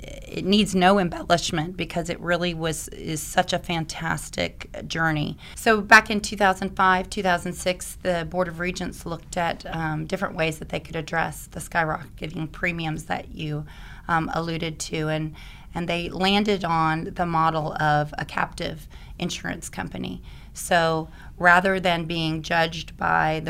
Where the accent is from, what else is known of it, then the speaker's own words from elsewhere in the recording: Oklahoma, United States; moved away; I'm an Oklahoma girl and came back to help them with their captive back in 2007